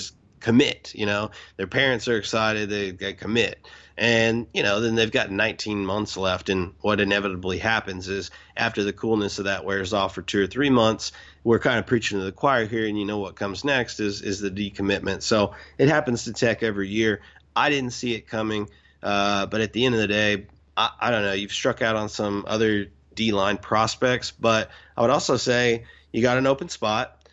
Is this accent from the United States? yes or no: yes; Houston, Texas, United States; I'm from Houston